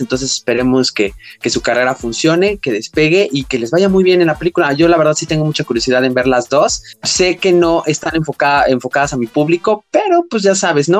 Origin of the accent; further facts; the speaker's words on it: Mexico; en México no tenemos este problema